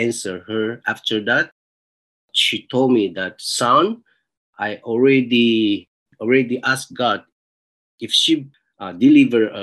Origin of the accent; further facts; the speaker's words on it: Taiwan; moved away as an adult; now in Tokyo, Japan; I came from Taiwan